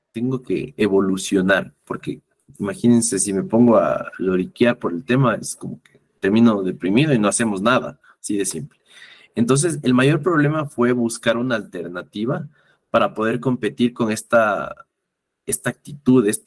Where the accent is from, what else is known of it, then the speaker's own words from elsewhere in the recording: Ecuador; La primera parte es que como buen ecuatoriano hasta ahora, siento que sobre todo los, eh, llamémosles baby boomers, eh, que son nuestros padres, nuestros abuelos